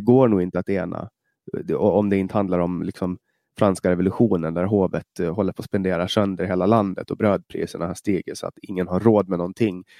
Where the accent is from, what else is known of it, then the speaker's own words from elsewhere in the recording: Åland Islands; moved away as an adult; now in Stockholm, Sweden; Jag kommer från Åland, jag pratar svenska